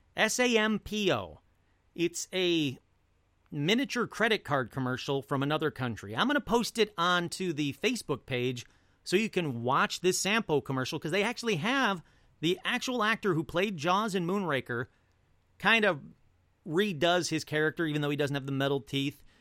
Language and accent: English; Detroit, Michigan, United States; I come from a family, I come from Detroit.